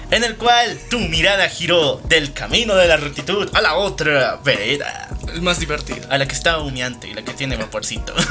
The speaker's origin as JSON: {"language": "Spanish", "country": "Bolivia", "said": "somos de Bolivia"}